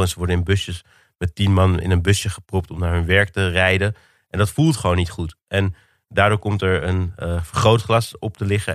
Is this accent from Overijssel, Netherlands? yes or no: no; Amsterdam, North Holland, Netherlands